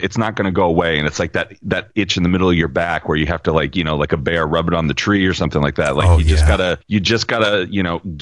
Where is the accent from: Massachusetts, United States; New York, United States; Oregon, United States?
Oregon, United States; Salem; also born or lived in Ellensburg, Washington / Bend, Oregon; I moved to the capital of Salem, Oregon, when I was about 5. And I've kind of been here off and on ever since.